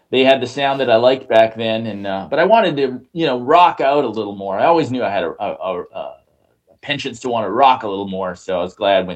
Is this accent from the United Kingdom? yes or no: no; Canada; I'm proudly Canadian, and I represent it all the time.